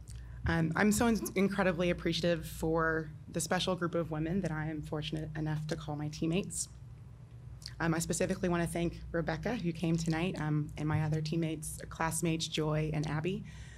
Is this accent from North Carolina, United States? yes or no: no; Louisville, Kentucky, United States; in my hometown